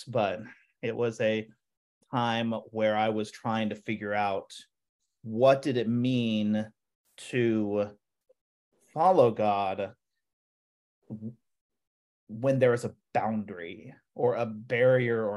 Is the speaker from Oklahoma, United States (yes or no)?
yes; Oklahoma, United States; moved away; growing up in Oklahoma